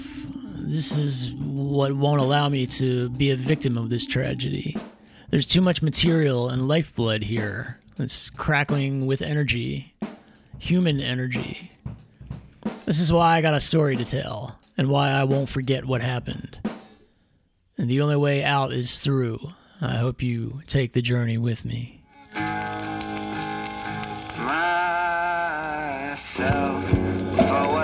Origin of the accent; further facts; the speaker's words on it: Middletown, Pennsylvania, United States; moved away as an adult; also born or lived in New York City; now in Linglestown, United States; I grew up here in Middletown, just a few minutes from the plant